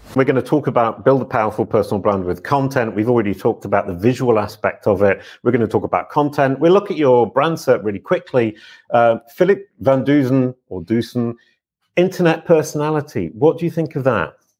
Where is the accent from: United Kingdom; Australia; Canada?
United Kingdom; England; I'm English